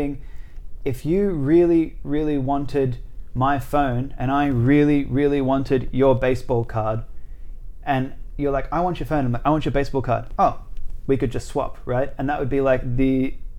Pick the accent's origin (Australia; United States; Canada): Australia; 호주 사람. I'm Australian